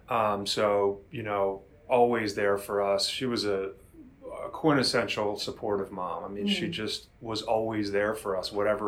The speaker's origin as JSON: {"language": "English", "town": "Villanova", "region": "Pennsylvania", "country": "United States", "tie": "born or raised there", "also_born_or_lived": "Amherst, Massachusetts", "said": "I'm a lifer here on the mainline area. As you said, I grew up in Villanova. I went to Holy Child for my grade school years."}